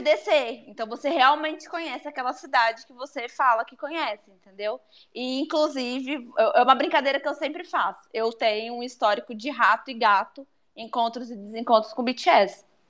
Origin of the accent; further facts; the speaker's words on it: São Mateus, Espírito Santo, Brazil; eu sou de São Mateus